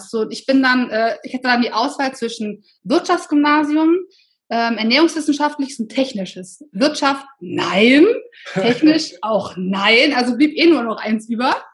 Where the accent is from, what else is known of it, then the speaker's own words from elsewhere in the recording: Solingen, North Rhine-Westphalia, Germany; Ich bin äh, tatsächlich ja sehr behütet aufgewachsen. Ähm, ich komme aus Solingen